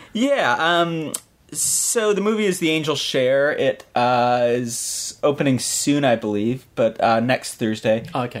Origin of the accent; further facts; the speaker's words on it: United States; as an American